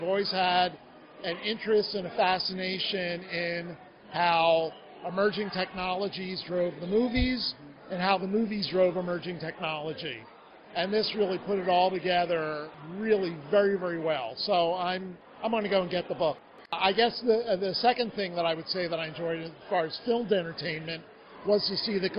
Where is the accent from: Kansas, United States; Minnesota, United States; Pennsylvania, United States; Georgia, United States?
Pennsylvania, United States; Philadelphia; moved away; I'm originally from Philadelphia.